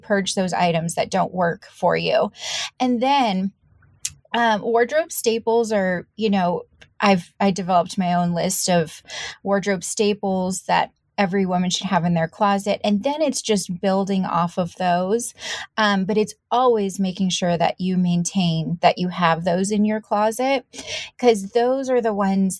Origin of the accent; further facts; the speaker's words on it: San Diego, California, United States; moved away; I came from San Diego and from, you know, the surf skate world.